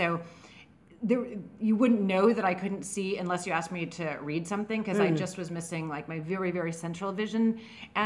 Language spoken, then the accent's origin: English; San Francisco, California, United States; moved away as an adult; also born or lived in New Orleans; now in New York, United States; I'm from San Francisco.